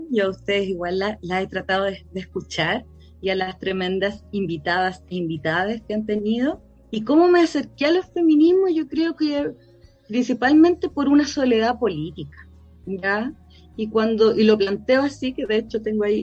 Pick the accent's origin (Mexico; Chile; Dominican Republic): Chile; La Pintana, Santiago Metropolitan Region; Tengo 42 años, soy originaria de La Pintana, eh, de la población